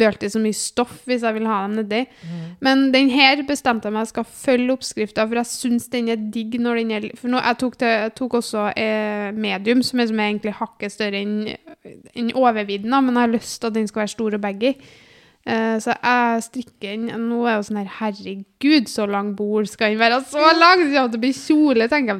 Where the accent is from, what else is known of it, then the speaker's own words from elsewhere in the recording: Namsos, Trøndelag, Norway; also born or lived in Byåsen, Trondheim; now in Trondheim, Norway; var jeg hjemme i Namsos en tur.